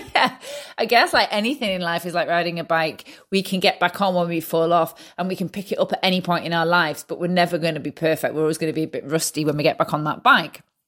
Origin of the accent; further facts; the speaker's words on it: Manchester, North West England, United Kingdom; I'm from Manchester, U K